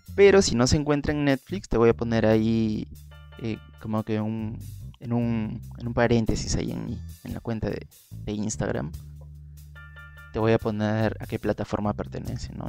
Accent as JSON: {"language": "Spanish", "country": "Peru", "said": "aquí en, en mi país, que se utiliza más aquí en Perú"}